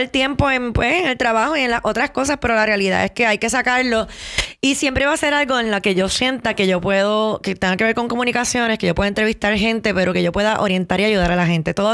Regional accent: Puerto Rico; yo me fui de Puerto Rico, eh, viví dos años también en Miami y regresé hace cinco años y medio a Puerto Rico.

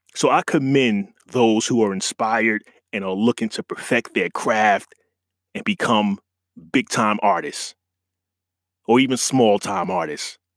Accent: New York, United States; being a New York guy

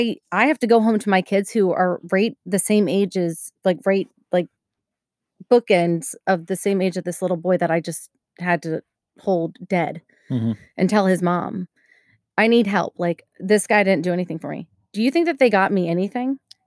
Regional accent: Maryland, United States; I'm from Maryland. Don't make fun of Maryland.

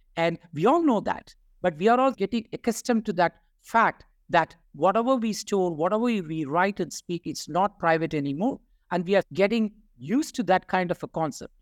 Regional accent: India; I'm from India.

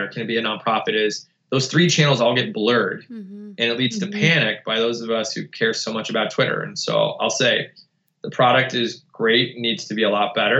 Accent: outside of Buffalo, New York, United States; moved away as an adult; we grew up outside of Buffalo in an auto parts community

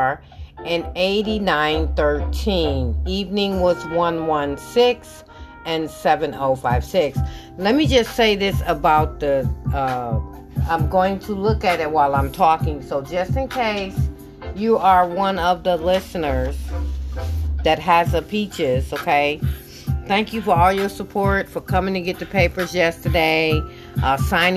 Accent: Michigan, United States; I'm from Michigan.

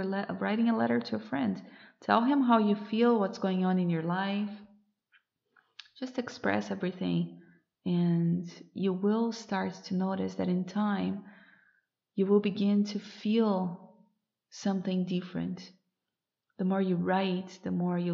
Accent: Brazil; moved away as an adult; since I moved away from Brazil, I moved abroad.

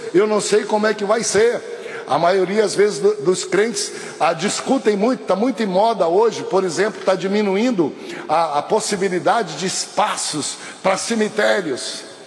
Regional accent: North Region, Brazil; brasileiro como sou, nortista como sou

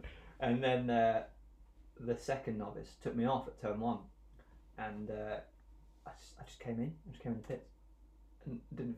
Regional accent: South East England, United Kingdom; born there; so my mum and dad are from Stirling, which is about 20 minutes, half an hour from Knockhill. And then I was born in Surrey

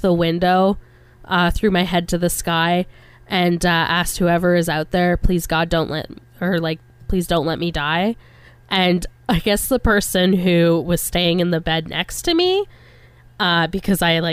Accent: Kentville, Nova Scotia, Canada; moved away; also born or lived in Victoria; I was born in Kentville

